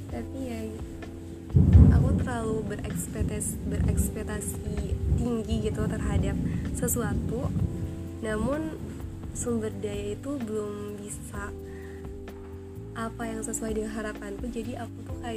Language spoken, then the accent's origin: Indonesian; Tangerang, Banten, Indonesia; aku sama teman-teman aku KKM di rumahku sendiri ya di kampungku sendiri di Tangerang